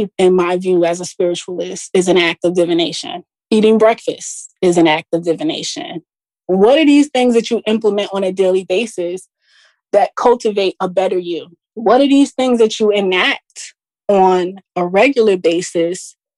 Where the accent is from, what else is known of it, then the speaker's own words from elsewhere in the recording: Jersey City, New Jersey, United States; I am a Jersey girl, actually. I was born and raised in Jersey City, New Jersey.